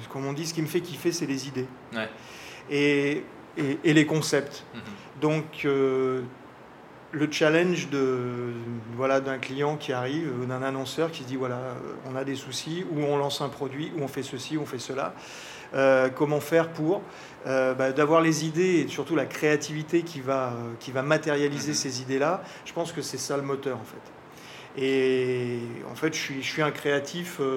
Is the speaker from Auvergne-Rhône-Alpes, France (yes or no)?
yes; Auvergne-Rhône-Alpes, France; now in French Polynesia; Je suis originaire de, la région de Lyon. Euh, j'ai pas mal bougé euh, assez jeune. donc bien sûr, la Polynésie, j'y suis arrivé il y a longtemps